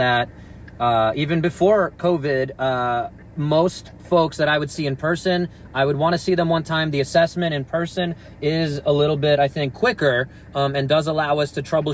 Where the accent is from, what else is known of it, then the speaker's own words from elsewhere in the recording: New York, United States; I can tell the difference in the sirens growing up in New York.